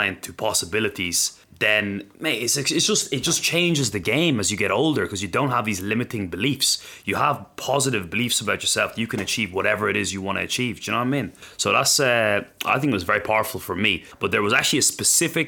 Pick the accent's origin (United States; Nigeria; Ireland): Ireland; I was growing up in the Western world in Ireland